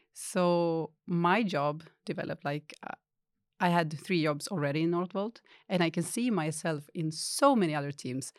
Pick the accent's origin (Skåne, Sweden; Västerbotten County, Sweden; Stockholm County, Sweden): Västerbotten County, Sweden; Skellefteå; moved away as an adult; I grew up in Chalef too